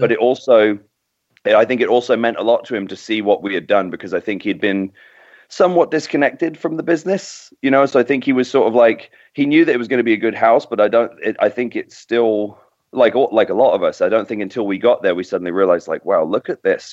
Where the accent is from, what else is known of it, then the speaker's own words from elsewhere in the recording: Docking, East of England, United Kingdom; also born or lived in King's Lynn; now in United States; I was born in Kings Lynn, which is about 15 miles from from Docking, where I was. You know, I grew up, and um, yeah, my parents still live there